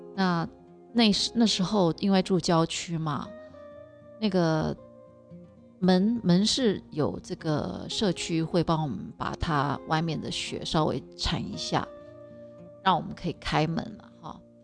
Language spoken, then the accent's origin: Chinese; Taiwan; now in New York, United States; 我不是美国人。 ，我是道地的台湾人